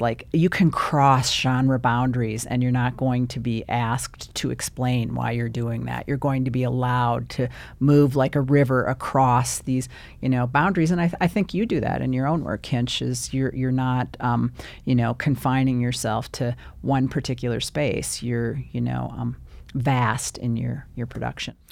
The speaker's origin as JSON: {"language": "English", "town": "Bismarck", "region": "North Dakota", "country": "United States", "tie": "born or raised there", "also_born_or_lived": "Chicago / Minneapolis", "moved": "yes", "said": "I was born in Chicago and then, uh, little time in Minneapolis, grew up in Bismarck."}